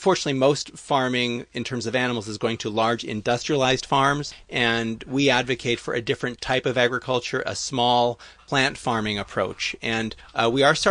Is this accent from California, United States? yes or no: yes; Los Angeles, California, United States; growing up, I was in Hollywood